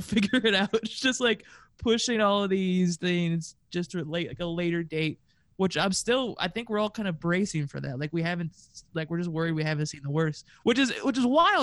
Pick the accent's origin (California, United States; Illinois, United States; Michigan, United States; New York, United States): California, United States; moved away as an adult; now in Las Vegas, United States; I'm originally from California